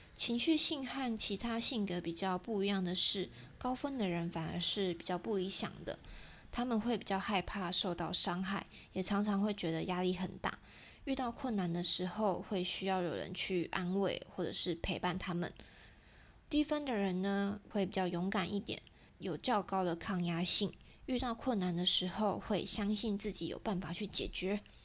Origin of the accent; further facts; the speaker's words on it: Taiwan; 对我们台湾人来说更贴近我们一点